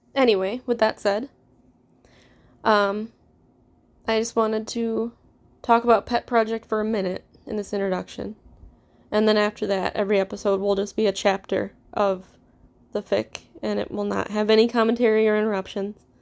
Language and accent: English; Midwest, United States; accent: Midwestern; I am, obviously, you could tell, American. have a very Midwestern accent